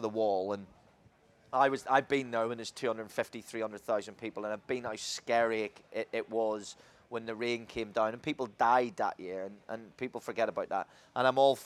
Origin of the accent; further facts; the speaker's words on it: Ireland; growing up in Ireland